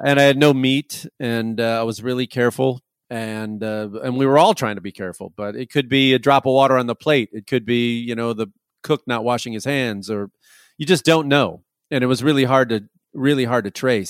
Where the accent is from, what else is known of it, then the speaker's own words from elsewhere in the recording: Chicago, Illinois, United States; moved away; also born or lived in Los Angeles; I'm originally from Chicago and, uh, I lived in L A for a long time.